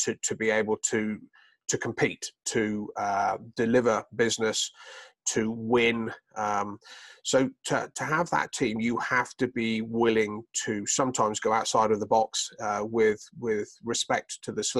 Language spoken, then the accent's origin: English; United Kingdom; moved away as an adult; also born or lived in Boulder, Colorado; now in United States; You may tell I have a slight accent. I'm originally from the United Kingdom.